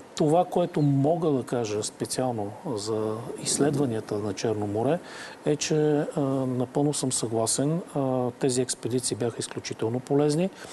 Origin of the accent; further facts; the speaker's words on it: Varna, Varna Province, Bulgaria; ние като варненци